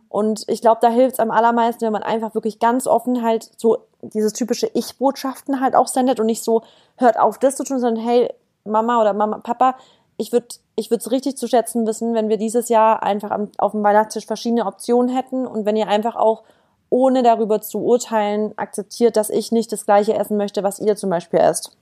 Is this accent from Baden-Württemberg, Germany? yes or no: yes; Stuttgart, Baden-Württemberg, Germany; moved away as an adult; now in Berlin, Germany; ich komme eigentlich aus dem, aus dem Süden Deutschlands, also aus Baden-Württemberg, Stuttgart. Bin jetzt wegen äh, meinem Freund nach Berlin gezogen